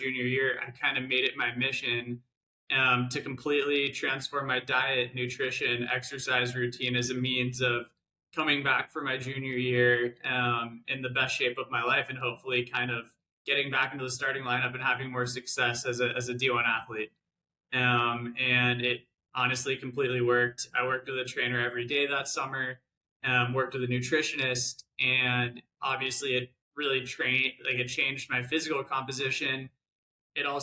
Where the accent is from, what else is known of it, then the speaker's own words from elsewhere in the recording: San Diego, California, United States; moved away as an adult; I grew up in San Diego